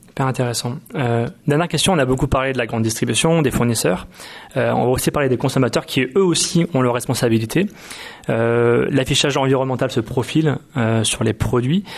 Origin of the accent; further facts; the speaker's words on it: Nantes, Pays de la Loire, France; je viens de Nantes, il y a beaucoup de maraîchers autour de chez moi